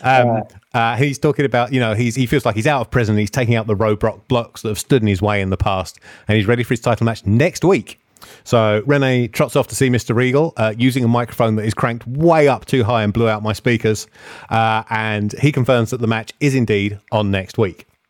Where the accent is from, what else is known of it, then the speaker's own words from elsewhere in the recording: England, United Kingdom; accent: English; they heard my English accent